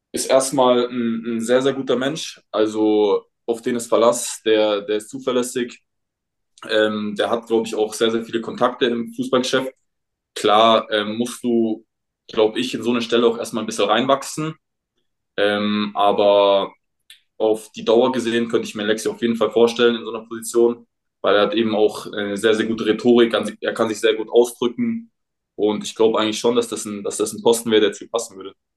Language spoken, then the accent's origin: German; Munich, Bavaria, Germany; ich komme ja aus München